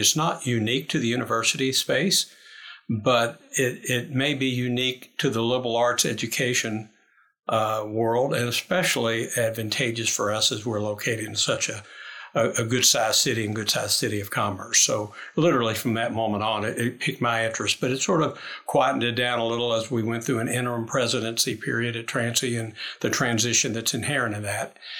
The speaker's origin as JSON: {"language": "English", "town": "Lexington", "region": "Kentucky", "country": "United States", "said": "I'm from Lexington, Kentucky"}